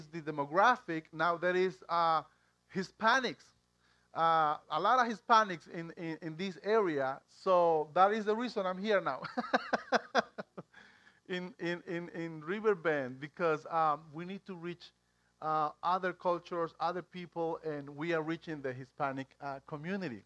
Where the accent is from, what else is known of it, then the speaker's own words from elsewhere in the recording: Bolivia; English is a second language; moved away as an adult; now in Pennsylvania, United States; And I was born in Bolivia. I came to the United States when I was 22 years old